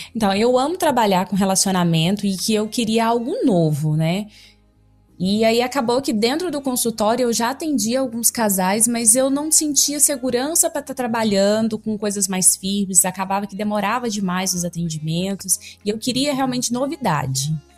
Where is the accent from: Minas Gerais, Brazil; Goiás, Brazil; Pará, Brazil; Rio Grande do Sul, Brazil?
Goiás, Brazil; Goiânia; sou de Goiânia